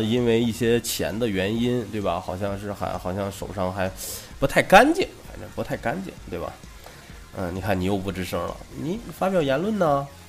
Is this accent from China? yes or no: yes; China; 作为一个中国人